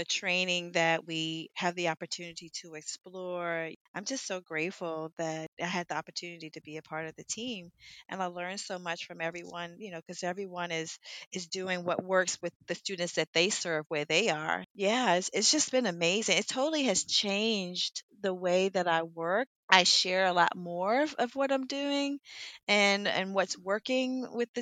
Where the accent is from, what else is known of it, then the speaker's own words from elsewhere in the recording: Washington, District of Columbia, United States; I'm a native from Washington.